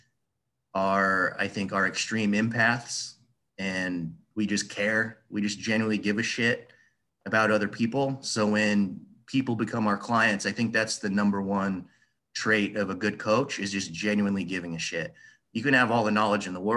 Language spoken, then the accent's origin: English; Des Moines, Iowa, United States; I'm from Des Moines, like I told you before, and in Iowa